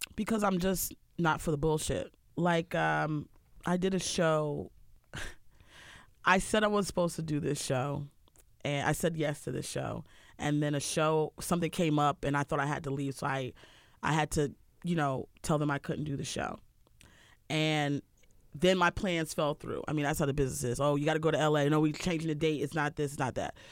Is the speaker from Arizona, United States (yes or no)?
no; Harford County, Maryland, United States; moved away; also born or lived in Baltimore, Maryland; I grew up in Harford County, which is very boring